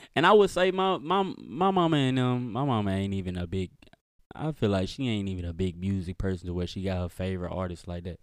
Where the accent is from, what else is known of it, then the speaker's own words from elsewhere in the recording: Mississippi, United States; I'm from Mississippi, so, like, my mama, I used to live with my grandma